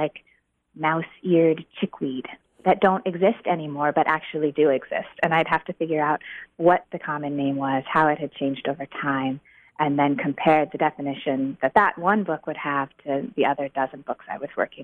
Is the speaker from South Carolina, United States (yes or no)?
no; Chico, California, United States; I was raised in Chico